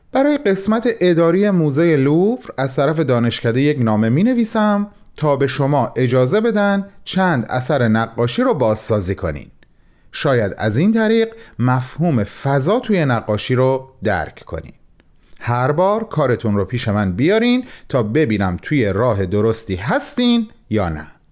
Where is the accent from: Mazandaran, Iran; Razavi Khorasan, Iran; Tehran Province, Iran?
Razavi Khorasan, Iran; Mashhad; به عنوان یک مشهدی